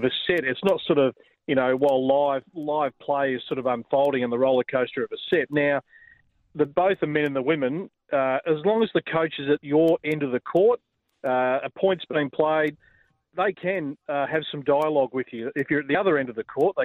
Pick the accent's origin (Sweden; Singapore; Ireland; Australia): Australia; us as Australian tennis fans